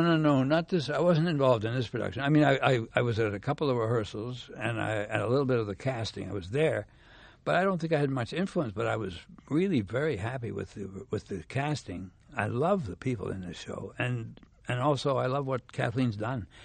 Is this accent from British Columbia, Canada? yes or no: no; Montreal, Quebec, Canada; moved away as an adult; also born or lived in South Africa; I'm from Canada, you know, I'm from Montreal.